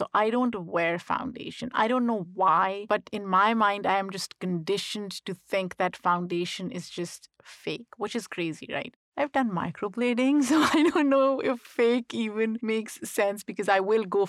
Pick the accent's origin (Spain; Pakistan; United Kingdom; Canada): Pakistan; So growing up in Pakistan, I was always conscious because I thought people would make fun of me because of my full lips.